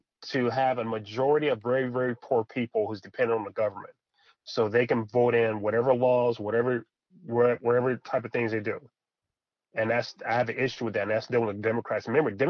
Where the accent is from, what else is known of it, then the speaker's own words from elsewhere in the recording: United States; I'm from America.